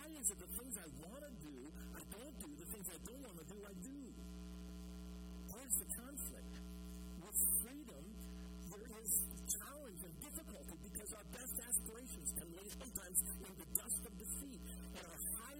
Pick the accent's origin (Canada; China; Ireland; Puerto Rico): Canada; as a Canadian